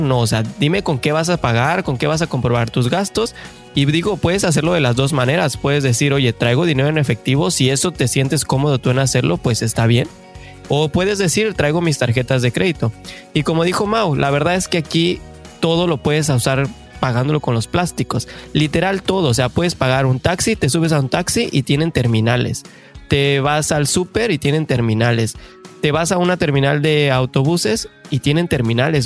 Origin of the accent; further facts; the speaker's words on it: Mexico; now in Canada; buenos mexicanos